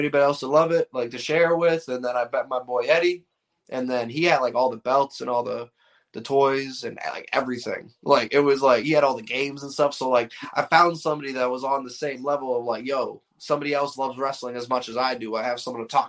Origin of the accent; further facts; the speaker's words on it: Boston, Massachusetts, United States; I'm from the bean town, the bloody bean in East Boston, Massachusetts. I was born in Southie, raised in Eastie